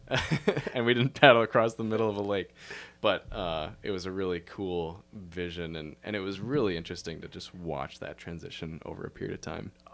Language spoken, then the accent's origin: English; Minneapolis–Saint Paul, Minnesota, United States; also born or lived in Duluth, Minnesota; I grew up in the Twin Cities, uh, in Minnesota here